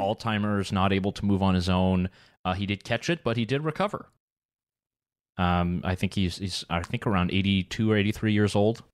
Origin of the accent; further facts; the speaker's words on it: North Carolina, United States; also born or lived in Canada; in North Carolina, my home state, and, and where this show broadcast out